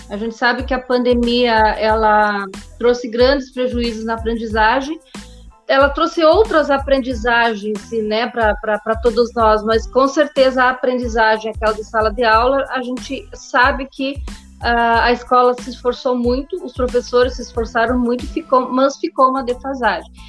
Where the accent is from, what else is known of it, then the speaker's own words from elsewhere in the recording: Espumoso, Rio Grande do Sul, Brazil; eu me criei no interior, no interior do município, venho lá do município de Espumoso